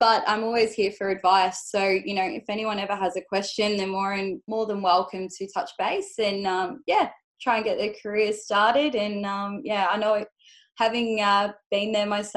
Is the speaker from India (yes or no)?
no; Adelaide, South Australia, Australia; I grew up in Adelaide